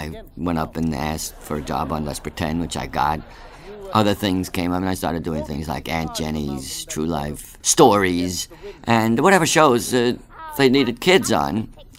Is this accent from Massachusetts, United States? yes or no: yes; Chelsea, Massachusetts, United States; now in New York, United States; I came to New York from Chelsea, Massachusetts. Actually, I took a bus from Boston.